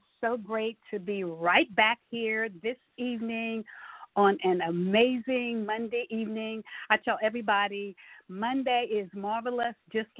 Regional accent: Tyler, Texas, United States; our city, Tyler, Texas, where I was born and bred

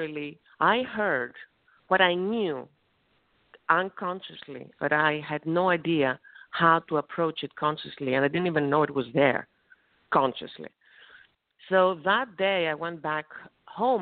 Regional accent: Thessaloniki, Central Macedonia, Greece; English is a second language; moved away; my hometown, small country of Greece, in Thessaloniki

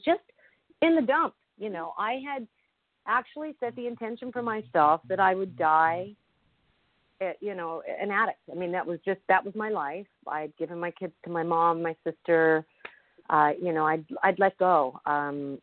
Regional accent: Los Angeles, California, United States; I was raised in the Hollywood Hills in the 60s.

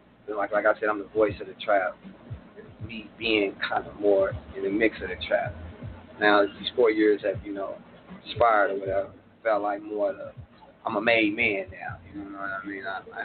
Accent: Tulsa, Oklahoma, United States; also born or lived in California; Born and raised in Tulsa. Mm-hmm.

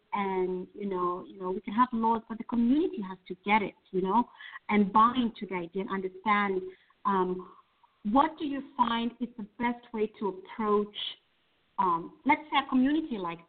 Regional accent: Kenya; I'm originally from Kenya. I am from Kenya.

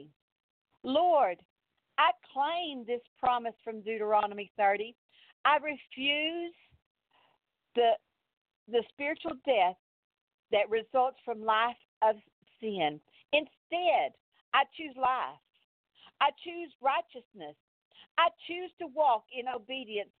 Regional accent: Texas, United States; accent: Texas; I'm from Texas

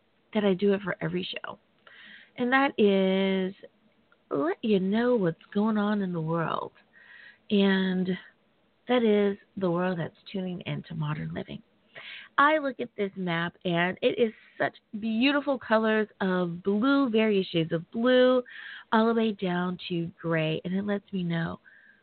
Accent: United States; my home country. Woo! Thank you, United States of America

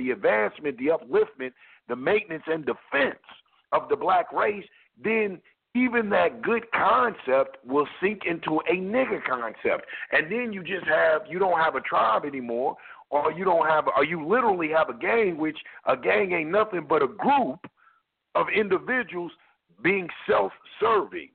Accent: United States; I was born in America, so that makes me an American

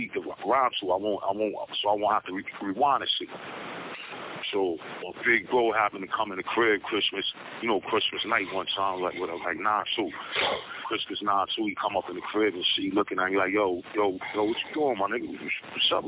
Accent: New York City, New York, United States; Born and raised in New York. Yeah, I'm a New York boy to the heart

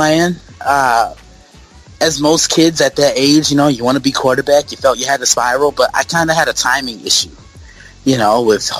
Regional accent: New York City, New York, United States; moved away; growing up in New York City, a diehard Yankee fan

